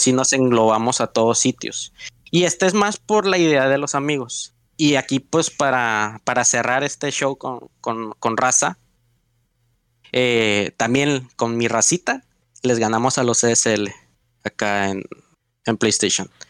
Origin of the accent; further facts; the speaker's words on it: Mexico; los mexicanos somos monos